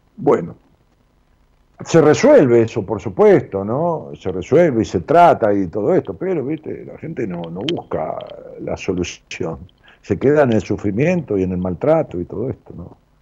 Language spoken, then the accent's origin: Spanish; Ramos Mejía, Buenos Aires Province, Argentina; also born or lived in Haedo; me llevaron a Ramón Mejía y viví ahí toda mi vida